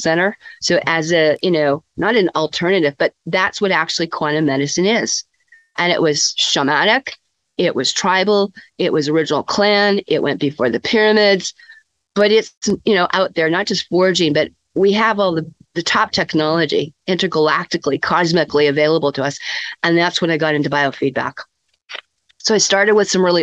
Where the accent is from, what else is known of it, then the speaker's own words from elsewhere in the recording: Saskatoon, Saskatchewan, Canada; also born or lived in Kamloops, British Columbia; I grew up in the prairies called Saskatoon, and I attended the University of Saskatchewan